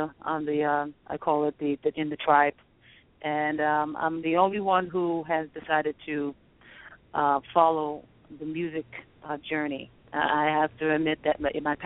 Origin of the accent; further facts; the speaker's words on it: New York City, New York, United States; I was born and raised in Queens